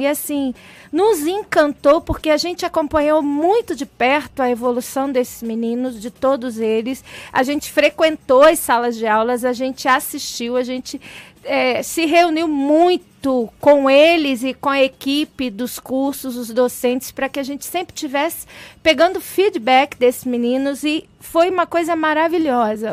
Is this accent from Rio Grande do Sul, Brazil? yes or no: no; Baixada Fluminense, Rio de Janeiro, Brazil; eu sou menina de periferia do Rio de Janeiro, eu nasci na Baixada Fluminense